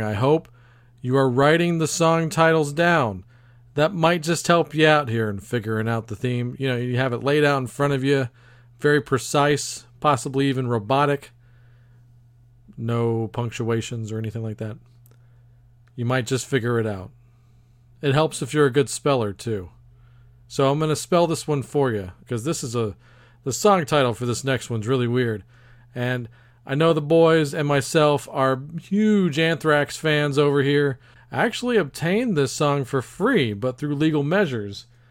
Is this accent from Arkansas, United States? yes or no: no; Texas, United States; my home state of Texas